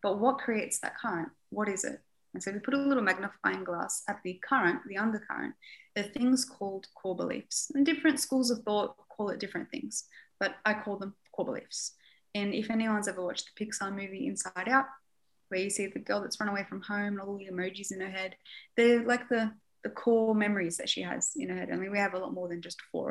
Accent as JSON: {"language": "English", "town": "Beirut", "region": "Beirut Governorate", "country": "Lebanon", "tie": "born or raised there", "said": "I was born in Beirut"}